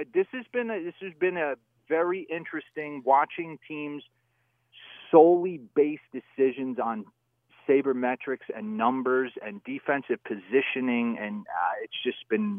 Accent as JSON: {"language": "English", "country": "United States", "tie": "born or raised there", "said": "I grew up in the New York area, obviously. I rooted for the Yankees as a kid."}